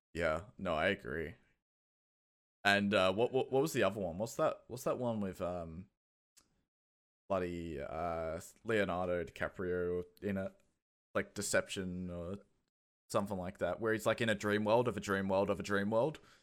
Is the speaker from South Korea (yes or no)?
no; Australia; accent: Australian; moved away; also born or lived in Kent, United Kingdom; I have an Australian accent, but I was born in the U K